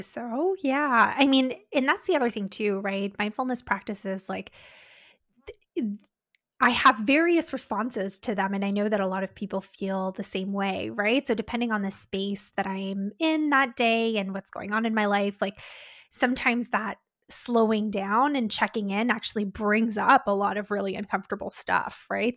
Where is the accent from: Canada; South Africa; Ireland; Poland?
Canada